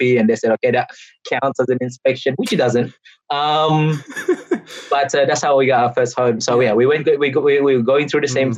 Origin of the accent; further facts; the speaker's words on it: Australia; I've done multiple moves in my, you know, in my time in Australia, whether as a kid or as an adult